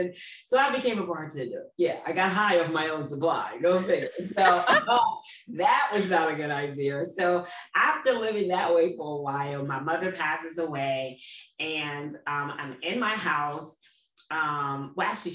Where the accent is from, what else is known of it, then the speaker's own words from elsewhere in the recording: New York City, New York, United States; moved away as an adult; now in East Orange, United States; I grew up in Brooklyn, New York